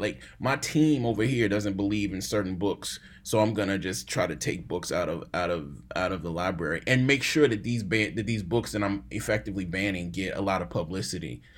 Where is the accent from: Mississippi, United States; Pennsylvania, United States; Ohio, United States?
Mississippi, United States; Jackson; I'm from Jackson, Mississippi